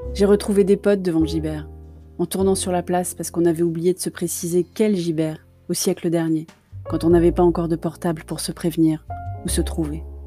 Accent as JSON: {"language": "French", "town": "Paris", "region": "Île-de-France", "country": "France", "said": "Je suis parisienne de cœur"}